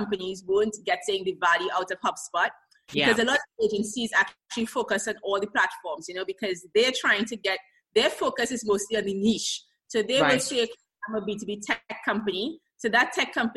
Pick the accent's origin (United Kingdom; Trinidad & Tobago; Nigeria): Trinidad & Tobago; moved away as an adult; now in Israel; I'm from Trinidad and Tobago originally.